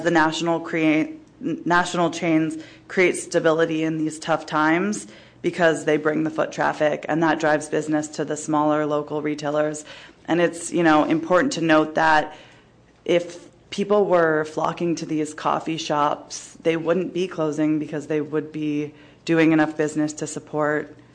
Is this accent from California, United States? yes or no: yes; San Francisco, California, United States; Thanks for having me. Um, I'm born and raised in San Francisco.